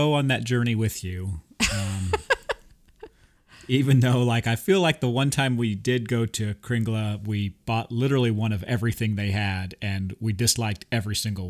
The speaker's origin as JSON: {"language": "English", "country": "France", "said": "We come from France."}